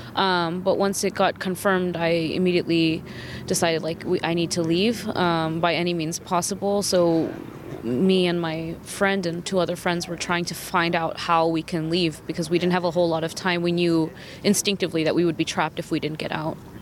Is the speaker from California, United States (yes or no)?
yes; San Francisco, California, United States; moved away as an adult; also born or lived in Kharkiv, Ukraine; I'm originally from San Francisco in the United States.